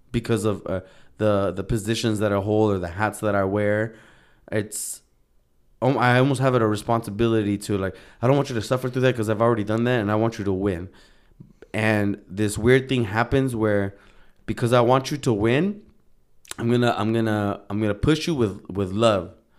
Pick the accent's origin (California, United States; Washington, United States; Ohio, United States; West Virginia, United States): California, United States; Santa Ana; moved away as an adult; I grew up in Santana, Orange County